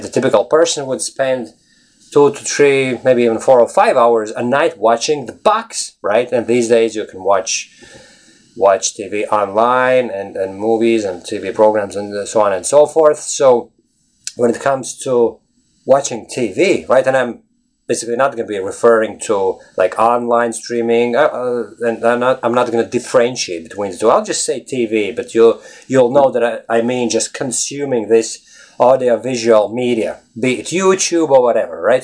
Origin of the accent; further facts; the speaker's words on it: Latvia; English is a second language; now in Ireland; I live in Ireland. Originally, I'm from Latvia